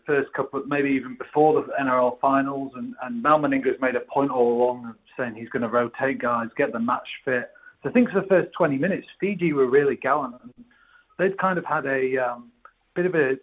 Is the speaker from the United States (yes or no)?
no; England, United Kingdom; as an Englishman